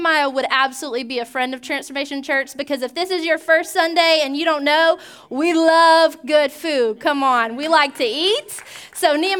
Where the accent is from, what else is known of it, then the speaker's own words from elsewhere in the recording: Georgia, United States; now in Pensacola, United States; When I was growing up in Georgia